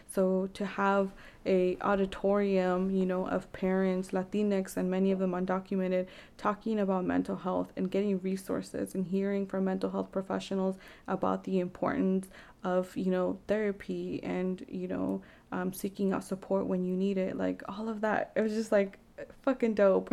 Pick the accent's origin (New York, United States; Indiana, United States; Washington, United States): Washington, United States; Vancouver; growing up in Vancouver, there wasn't really many resources